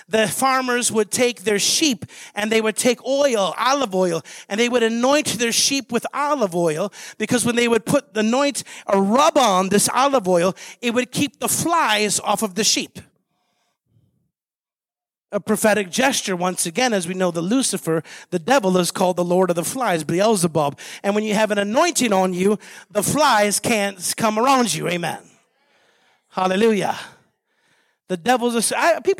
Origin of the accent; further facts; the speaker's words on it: Chicago, Illinois, United States; moved away as an adult; also born or lived in Beijing / Montreal / Columbus, Ohio; now in Tulsa, United States; I'm from Chicago. I ran those streets. I shot at people. I was shot at multiple times. I was in that there in Chicago